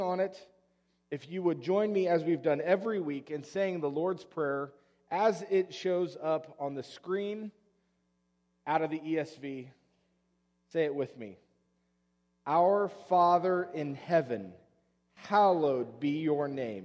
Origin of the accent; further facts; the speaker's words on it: Oklahoma, United States; moved away; Growing up in Oklahoma, we said them before every sporting event.